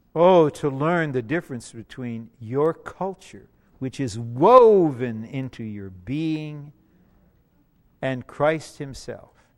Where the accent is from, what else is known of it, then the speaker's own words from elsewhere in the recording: Detroit, Michigan, United States; I'm blue collar. I'm from Motown. Okay, I'm from Motown. I'm from Motor City